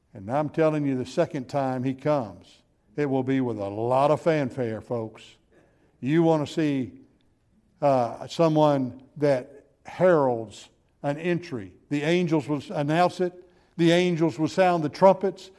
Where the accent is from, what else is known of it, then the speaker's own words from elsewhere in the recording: Gulf Coast, United States; I was raised on the Gulf Coast